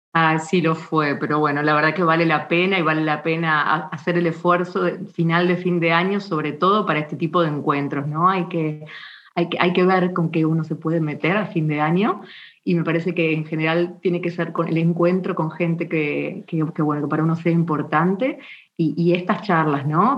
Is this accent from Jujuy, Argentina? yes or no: no; Buenos Aires, Argentina; also born or lived in San Juan, Argentina; soy originaria de Buenos Aires, que es la capital de Argentina. Nací en 1977